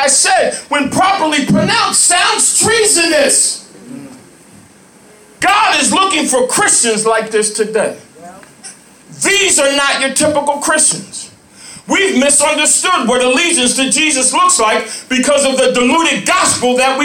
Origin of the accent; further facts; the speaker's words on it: Lawrenceville, New Jersey, United States; moved away as an adult; also born or lived in Atlanta, Georgia; I grew up in Lawrenceville, New Jersey.